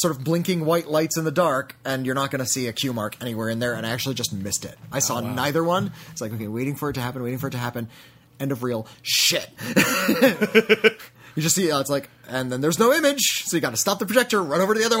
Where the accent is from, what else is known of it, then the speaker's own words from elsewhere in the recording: Zurich, Switzerland; I wanted to tell you how cinemas in my hometown of Zurich handle it.